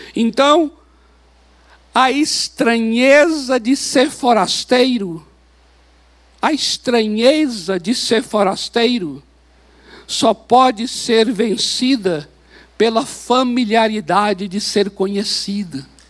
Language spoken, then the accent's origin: Portuguese; Brazil; nós somos aqui do Brasil, nós somos brasileiros